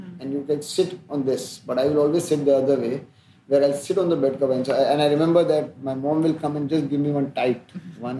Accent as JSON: {"language": "English", "area": "outside Ujjain", "region": "Madhya Pradesh", "country": "India", "tie": "born or raised there", "said": "in a very nice middle class existence in a colony life outside Ujjain"}